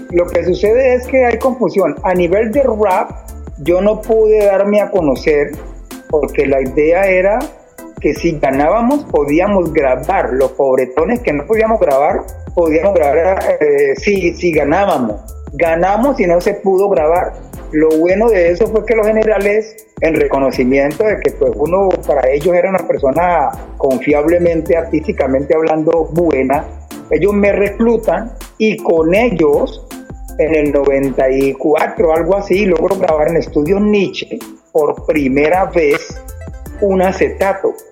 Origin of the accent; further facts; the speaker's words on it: Cali, Valle del Cauca, Colombia; geográficamente estamos hablando de que yo soy de Cali